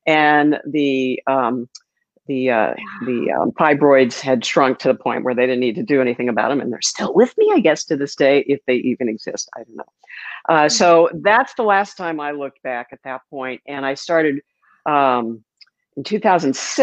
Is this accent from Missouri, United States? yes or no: yes; St. Louis, Missouri, United States; moved away as an adult; also born or lived in Miami; now in Sarasota, United States; St. Louis, my hometown.